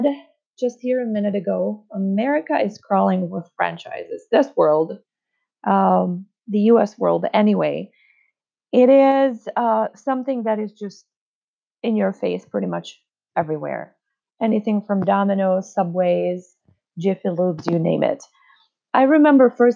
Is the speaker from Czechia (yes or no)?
yes; Czechia; moved away as an adult; now in United States; I moved from my home country of the Czech Republic to the United States.